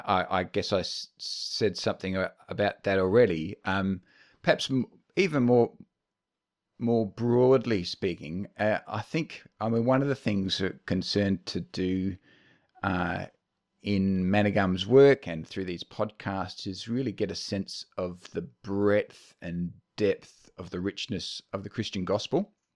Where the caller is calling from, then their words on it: Bendigo, Victoria, Australia; I'm speaking to you now from the land of the Jajarung people in Bendigo, Central Victoria.